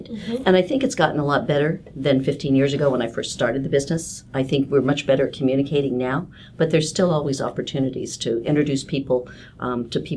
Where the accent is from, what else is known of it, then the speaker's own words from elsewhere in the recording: Kansas, United States; But I come from Kansas, which even though it's a much bigger state geographically, it's also the same kind of you know small networking state